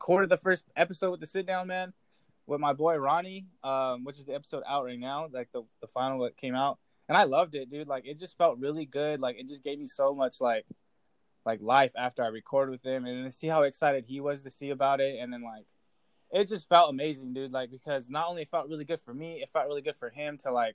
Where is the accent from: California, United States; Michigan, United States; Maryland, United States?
California, United States; Coalinga; moved away as an adult; also born or lived in Hayward, California / Illinois; I was born in Hayward, California, in the Bay Area. It's a town right next to Oakland. But both my parents became correctional officers in like the valley, the central valley of California. So I wound up growing up in Coalinga, California, a very small town.